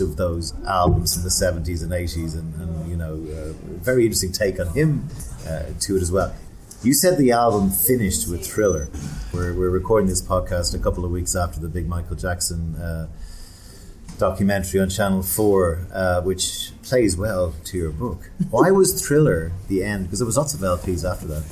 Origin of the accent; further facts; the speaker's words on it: Dublin, Leinster, Ireland; in Dublin in the 70s when I was growing up